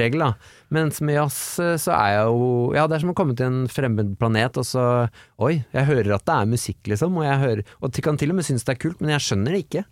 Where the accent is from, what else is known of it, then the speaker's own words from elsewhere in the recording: Oslo, Norway; Jeg kommer fra Tåsen